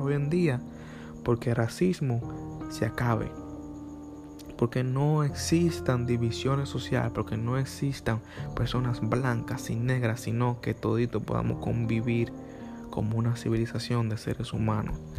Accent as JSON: {"language": "Spanish", "country": "Dominican Republic", "said": "A los dominicanos nos pasa casi igual cuando llegamos a Estados Unidos."}